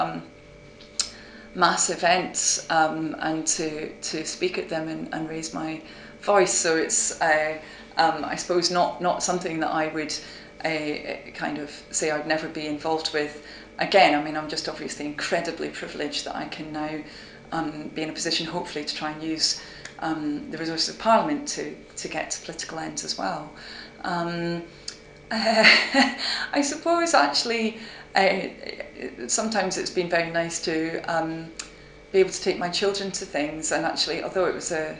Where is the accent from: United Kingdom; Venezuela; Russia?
United Kingdom; Aberdeen, Scotland; moved away as an adult; now in Oxford, United Kingdom; I did my first degree at Oxford University, and I came from Aberdeen